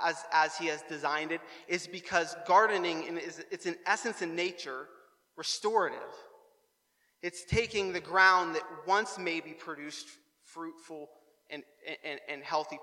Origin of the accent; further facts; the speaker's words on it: New Waterford, Nova Scotia, Canada; I'm reminded of all the times of growing up in New Waterford and driving through New Waterford in the late spring and the early summer and smelling that fresh aroma of poop.